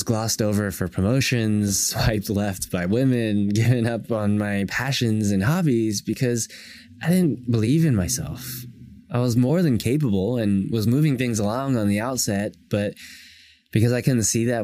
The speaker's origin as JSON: {"language": "English", "country": "United States"}